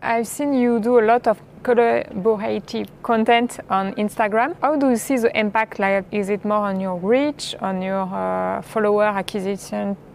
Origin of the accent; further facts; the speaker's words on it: France; accent: French; English is a second language; As you can hear from my accent, I'm French.